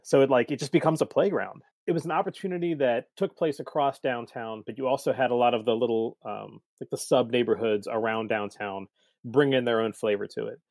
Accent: Cincinnati, Ohio, United States; also born or lived in Saint Louis area / Colorado; I grew up here in Cincinnati

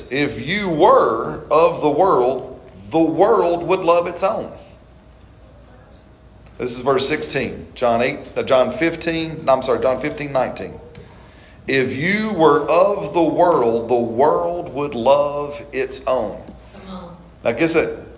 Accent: British Columbia, Canada; moved away; I said, no, I'm from South British Colu

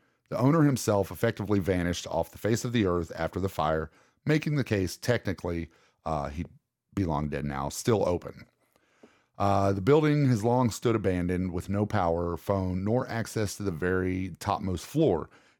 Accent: Ohio, United States; I grew up in Ohio.

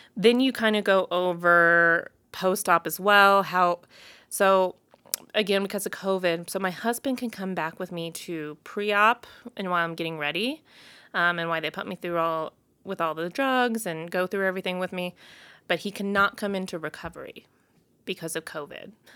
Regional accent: Missouri, United States; now in Colorado, United States; I'm from Missouri, okay? Like, I'm a Mid-, Midwest girl

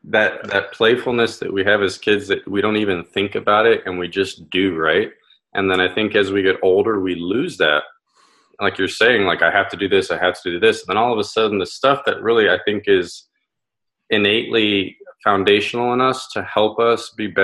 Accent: Southwest, United States; I grew up in the Southwest

